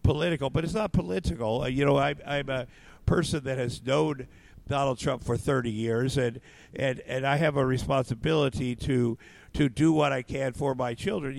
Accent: Iowa, United States; moved away; also born or lived in Minneapolis / Los Angeles; I grew up in Iowa on a farm

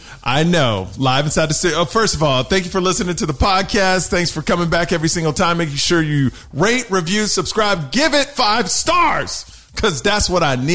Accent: Houston, Texas, United States; I grew up in Houston, Texas, all white neighborhood

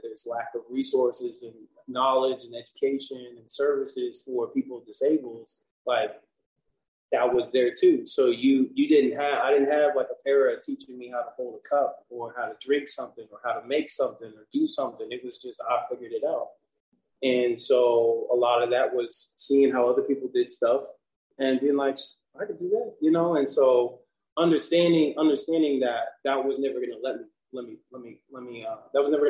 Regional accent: Wamego, Kansas, United States; now in Kansas City, United States; So they resided in Little Wamego, Kansas.

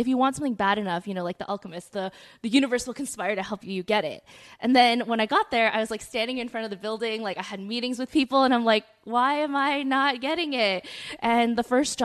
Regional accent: Arcadia, California, United States; moved away as an adult; now in New York, United States; I grew up in SoCal as well, never lived in LA proper

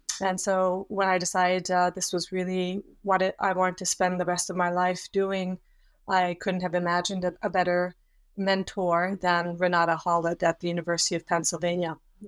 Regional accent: Switzerland; also born or lived in Australia / Yugoslavia; I also had lived in Australia and in Yugoslavia, but I hadn't, and I am from Switzerland, so I hadn't had any languages or experience within the Islamic world.

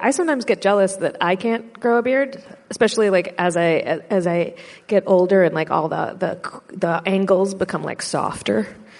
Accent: United States; I'm American.

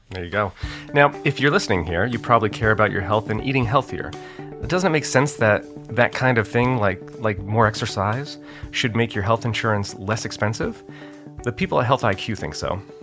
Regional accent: Connecticut, United States; my home state of Connecticut where I live right now

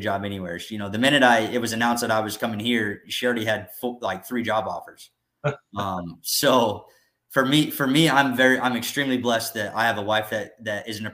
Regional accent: Tulsa, Oklahoma, United States; moved away as an adult; also born or lived in Corpus Christi, Texas; I'm from Tulsa. So I grew up here in Tulsa

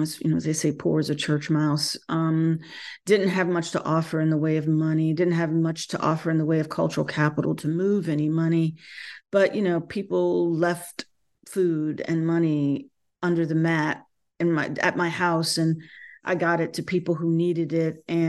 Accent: North Carolina, United States; So I've been born and bred in North Carolina.

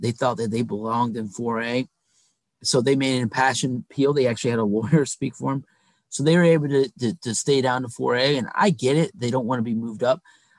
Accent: Ohio, United States; moved away; I grew up in Ohio

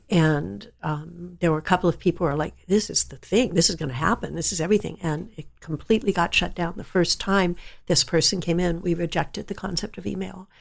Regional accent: San Jose, California, United States; I grew up in San Jose, California, when it was all just orchard land.

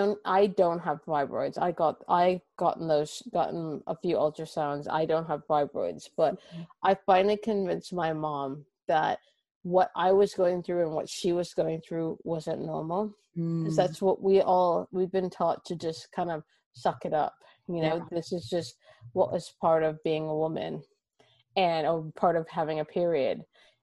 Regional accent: Toronto, Ontario, Canada; now in London, United Kingdom; Everyone kind of wonders when they hear me, they wonder where I'm from, but I'm from Toronto.

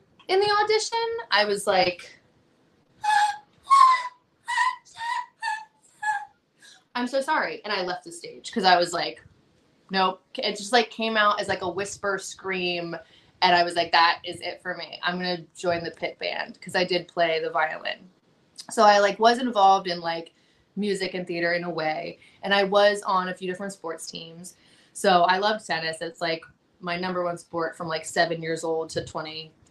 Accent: New Jersey, United States; moved away as an adult; also born or lived in Virginia; I grew up in New Jersey, and then when I wanted to start wrestling, I was living in Virginia

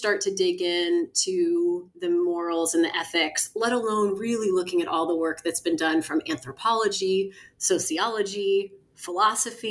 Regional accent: Kansas City, United States; moved away; also born or lived in London / San Francisco / New Orleans; I grew up in Kansas City

